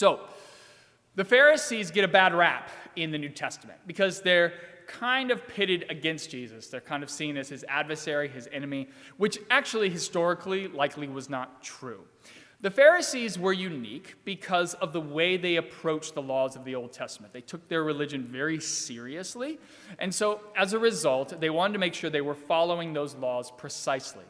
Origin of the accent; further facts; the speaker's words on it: Virginia, United States; moved away; So I grew up in Virginia, and the particular town that I grew up in Virginia has a pretty intense drinking culture.